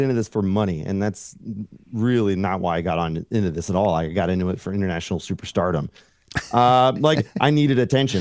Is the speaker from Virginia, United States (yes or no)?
no; Fairfield, California, United States; moved away as an adult; also born or lived in Los Angeles; now in Colorado, United States; I grew up in California, okay, and outside of the Bay Area, s, uh, Fairfield